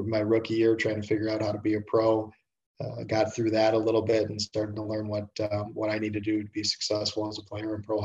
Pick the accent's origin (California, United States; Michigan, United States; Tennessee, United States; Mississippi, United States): Michigan, United States; Detroit; also born or lived in Toronto / Markham / Oxford, Ohio; I grew up in Detroit, played minor hockey here